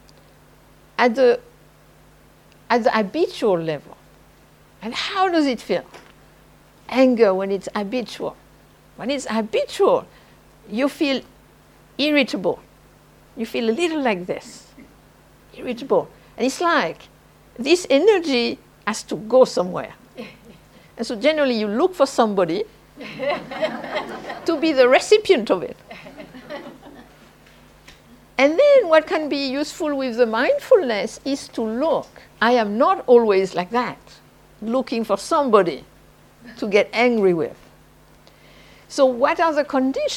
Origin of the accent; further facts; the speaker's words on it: southern France, France; moved away; I am French from the South